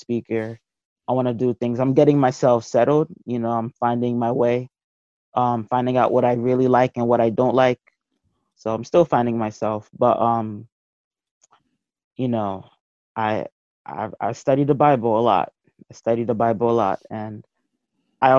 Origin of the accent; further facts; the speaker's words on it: Nigeria; now in United States; I'm from Nigeria. I was born there.